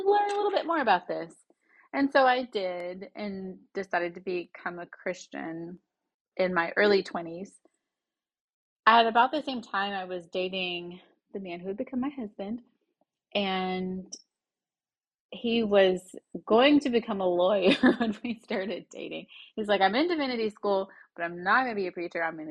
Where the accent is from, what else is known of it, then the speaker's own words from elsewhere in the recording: the Bible Belt, United States; I grew up in the Bible Belt, which was really interesting